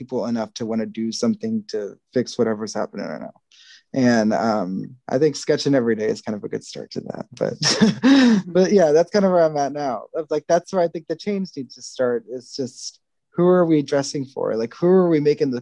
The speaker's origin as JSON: {"language": "English", "region": "Texas", "country": "United States", "said": "I'm Texan American, basically, which means that my ancestors are literally from where Texas is"}